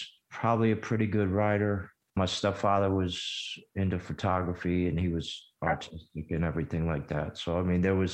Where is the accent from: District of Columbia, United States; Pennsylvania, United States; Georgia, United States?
District of Columbia, United States; Washington; also born or lived in Memphis, Tennessee / Greenville, Mississippi; But I moved to Washington, D.C. at 5, 6 years old.